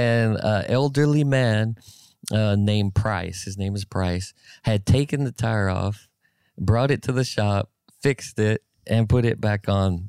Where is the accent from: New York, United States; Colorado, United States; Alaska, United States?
Alaska, United States; I'm from Alaska, dude, one of the most coldest places on the face of the earth.